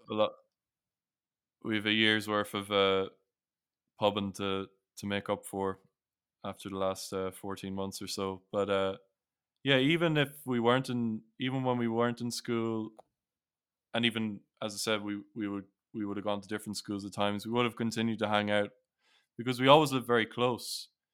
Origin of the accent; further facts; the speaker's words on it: Sligo, Connacht, Ireland; also born or lived in Newcastle; we moved to Sligo in 2001 from Newcastle